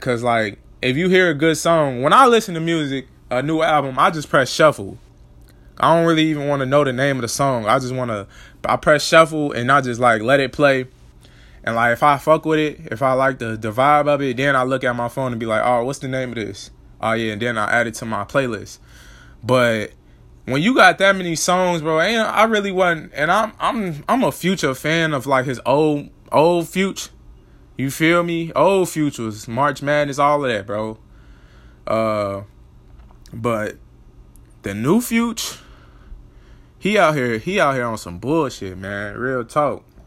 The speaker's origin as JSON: {"language": "English", "town": "Chicago", "region": "Illinois", "country": "United States", "tie": "born or raised there", "said": "I grew up in Chicago, but then I moved to the suburbs."}